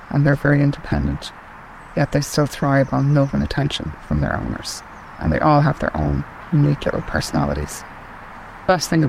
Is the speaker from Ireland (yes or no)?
yes; Brailburn, County Cavan, Ulster, Ireland; I'm from Brailburn, County Cavan.